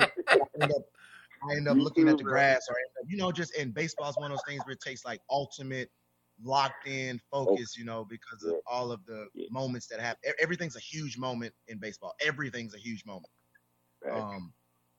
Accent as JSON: {"language": "English", "region": "Louisiana", "country": "United States", "said": "I'm from Louisiana"}